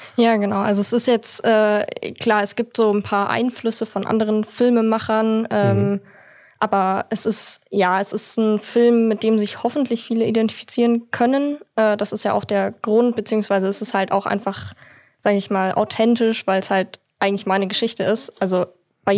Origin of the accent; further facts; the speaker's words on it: Munich, Bavaria, Germany; ich komme aus München